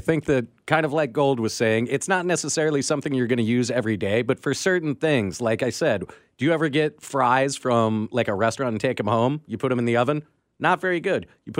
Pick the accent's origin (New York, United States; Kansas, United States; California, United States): Kansas, United States; Johnson County; I grew up in Johnson County and went to Blue Valley High School.